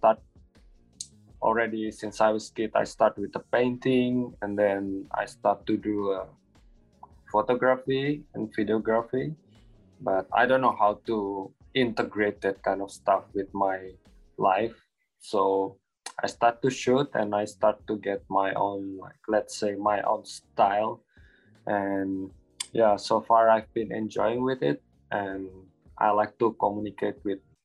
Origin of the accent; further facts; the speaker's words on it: Java, Indonesia; moved away as an adult; now in Bali, Indonesia; I'm originally from Java, but I've been here for like around 2 years